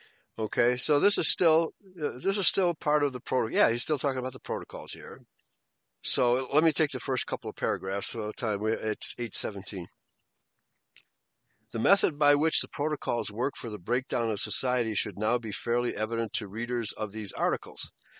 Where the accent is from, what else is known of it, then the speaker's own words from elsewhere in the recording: Chicago, Illinois, United States; when I was growing up in Chicago in the 60s, the German community was very tight-knit